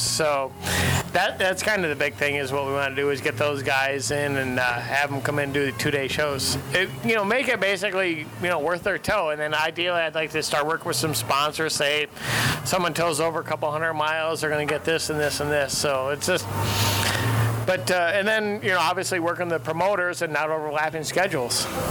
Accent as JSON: {"language": "English", "region": "Western New York", "country": "United States", "tie": "born or raised there", "said": "I grew up in Western New York."}